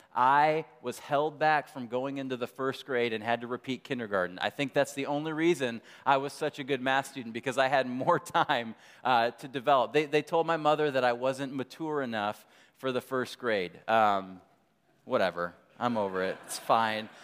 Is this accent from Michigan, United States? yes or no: yes; Michigan, United States; moved away; I grew up in, I grew up in Michigan